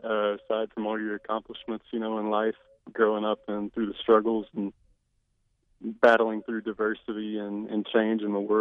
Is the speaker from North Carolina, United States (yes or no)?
no; Central Arkansas, United States; also born or lived in Fayetteville, Arkansas; now in Rogers, United States; I'm from Central Arkansas. I went to college there in 2009 to 2014